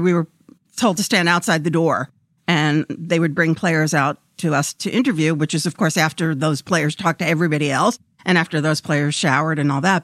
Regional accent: New York City, New York, United States; moved away as an adult; I grew up in Brooklyn

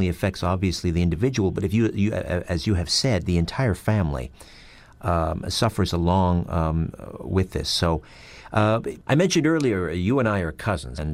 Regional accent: Brantford, Ontario, Canada; Brantford, Ontario, my hometown

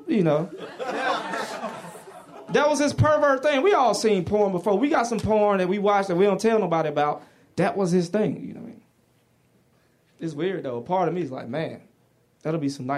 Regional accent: the South, United States; I'm from the South.

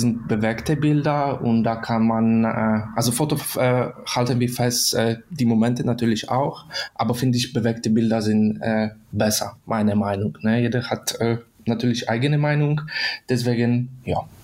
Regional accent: Poland; German is a second language; moved away as an adult; now in Germany; ich komme aus Polen, in Deutschland wohne ich schon seit fünf Jahren

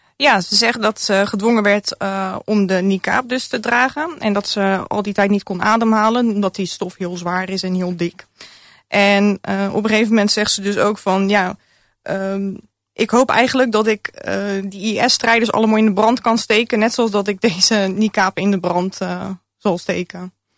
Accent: Rotterdam, South Holland, Netherlands; mijn jeugd in Rotterdam-Zuid. Ik ben opgegroeid in een hele multiculturele arbeiderswijk.

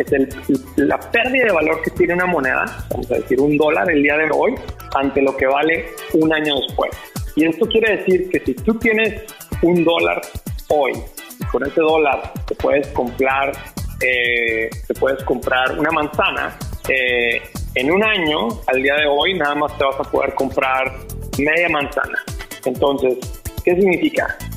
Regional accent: Mexico; como somos nosotros los, mexicanos muy curiosos y muy ingenuos, ¿no?

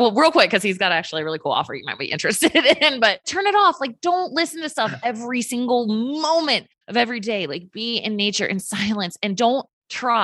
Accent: Virginia, United States; now in Utah, United States; I'm from Virginia, so that's close to home. Grew up going to North Carolina

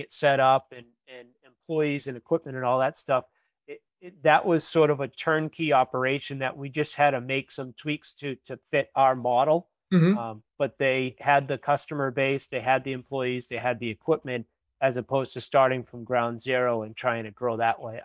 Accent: Woburn, Massachusetts, United States; now in Wakefield, United States; I grew up in Woburn. I live in Wakefield, Mass now, but I grew up in Woburn

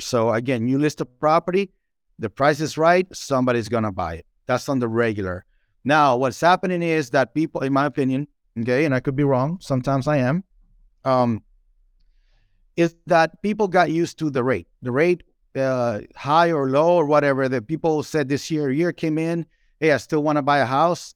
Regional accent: Dominican Republic; English is a second language; now in Nashville, United States; I'm from the Dominican Republic, beautiful country

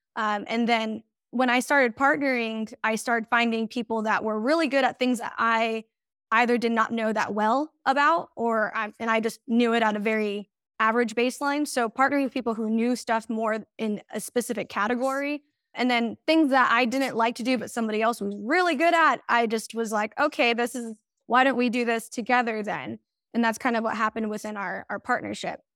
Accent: Banning, California, United States; I am from Southern California, specifically um, banning or the Inland Empire

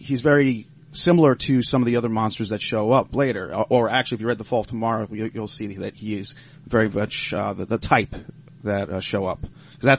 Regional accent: Long Island, New York, United States; also born or lived in Cooperstown, New York; now in Pittsburgh, United States; I'm from Long Island, actually, and I'm a transplant here in Pittsburgh

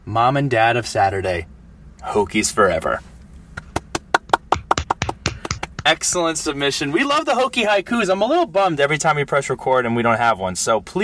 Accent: Bergen County, New Jersey, United States; Yeah, I come from Bergen County, New Jersey. I grew up with multiple different types of people, different socioeconomic backgrounds, different races

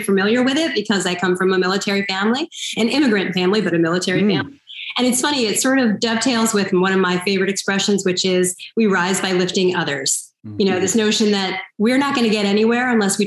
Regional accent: New York City, New York, United States; I'm also an American, right? I was born and raised here and educated here

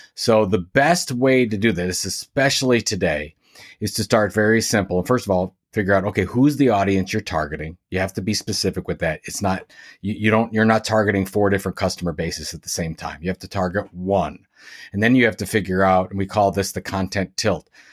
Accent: Sandusky, Ohio, United States; now in Cleveland, United States; I'm from Sandusky, Ohio, which is about an hour west of Cleveland. I live in Cleveland, Ohio today

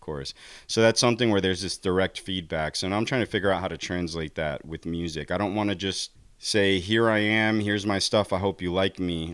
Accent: New Jersey, United States; growing up in New Jersey, we had access to all these great teachers

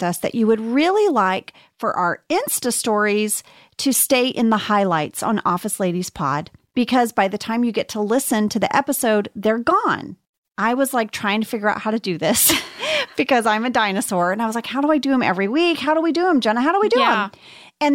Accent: St. Louis, Missouri, United States; I'm from St. Louis.

